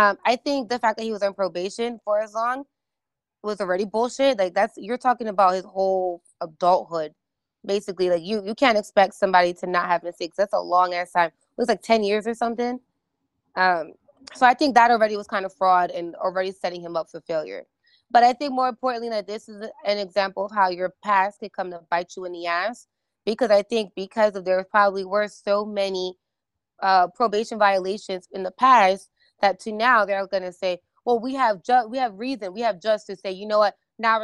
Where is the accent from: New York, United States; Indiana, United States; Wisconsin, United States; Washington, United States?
New York, United States; New York City; I'm from East New York